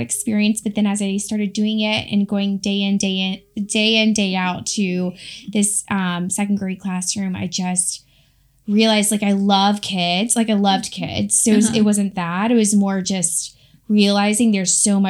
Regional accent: Raleigh, North Carolina, United States; moved away as an adult; also born or lived in Gainesville / Kentucky; So I grew up in Raleigh, North Carolina. I'm a Carolina girl.

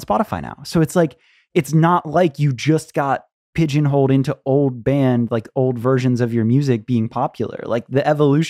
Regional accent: St. Petersburg, Florida, United States; That's my hometown, so, too. That was like the Warped Tour I grew up going to. I know that exact venue.

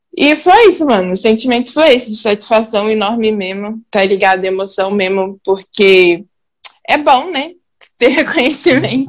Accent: Belo Horizonte, Minas Gerais, Brazil; Eu sou da Noroeste, Pedreira Prado Lopes

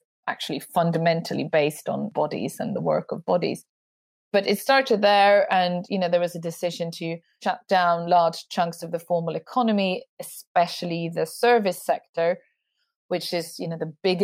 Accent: Sweden; I'm from Sweden

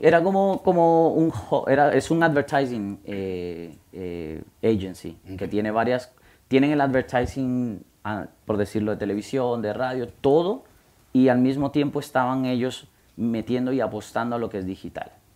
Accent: Guatemala; moved away as an adult; also born or lived in United States; soy de Guatemala, y fui a high school en, en, Guatemala

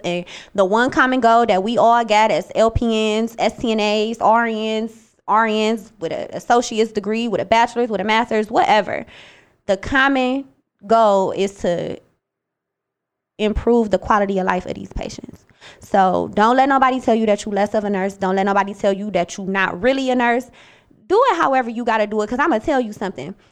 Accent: Cleveland, Ohio, United States; also born or lived in Bowling Green, Ohio; when I came back from Bowling Green and I went to Cleveland

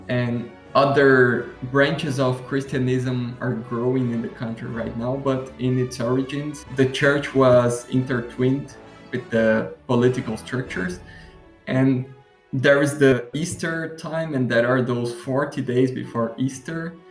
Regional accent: Curitiba, Paraná, Brazil; now in Florianópolis, Brazil; I was born in Curitiba, which is a city in the southern part of Brazil.

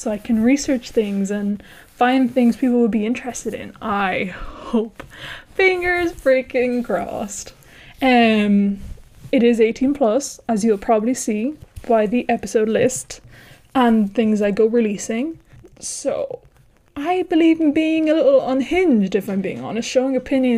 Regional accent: Ireland; accent: Irish; moved away as an adult; now in Spain; I am Irish, thus my weird accent

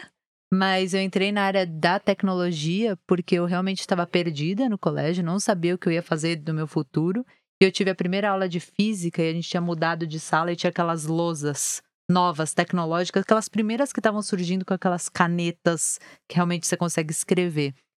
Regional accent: São Paulo, Brazil; also born or lived in Rio de Janeiro; eu sempre morei aqui em São Paulo, mesmo sendo carioca, mas o sotaque não pegou

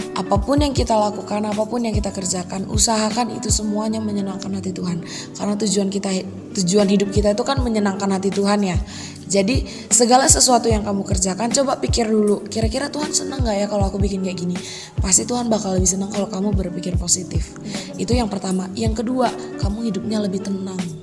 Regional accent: Medan, Karo, North Sumatra, Indonesia; asal aku dari Medan dan, eh, tepatnya di Tanah Karo.

